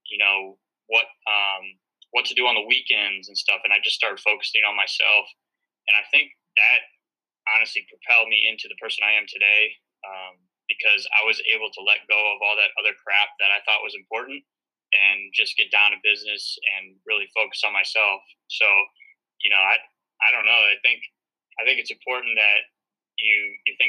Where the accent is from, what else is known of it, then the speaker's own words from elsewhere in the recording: St. Louis, Missouri, United States; moved away as an adult; now in north of New York City, United States; I'm from St. Louis, Missouri.